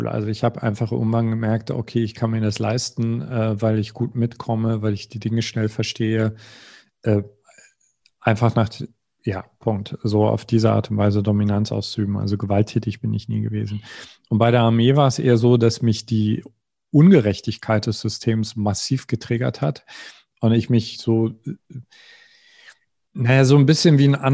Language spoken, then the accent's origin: German; East Germany, Germany; Also ich, ich komme aus dem Osten, die äh, es war äh, die Wendezeit.